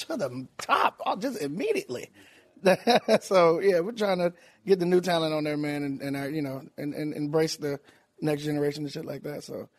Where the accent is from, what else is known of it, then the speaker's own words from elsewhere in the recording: Tallahassee, Florida, United States; Tallahassee, Florida.